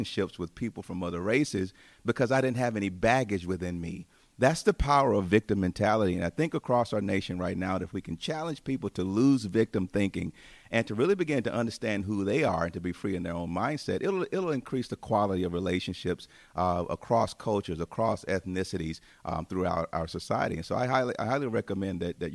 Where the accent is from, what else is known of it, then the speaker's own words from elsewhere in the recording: Tuscaloosa, Alabama, United States; also born or lived in Chicago area; now in Chicago, United States; I grew up in Alabama, as we mentioned before, in the city of Tuscaloosa